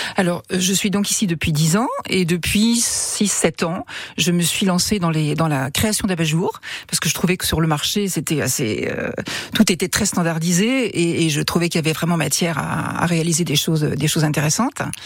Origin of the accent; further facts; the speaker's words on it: Le Mans, Pays de la Loire, France; moved away as an adult; also born or lived in Paris; je suis mancelle de naissance. j'ai quitté le Mans pour aller à Paris faire mes études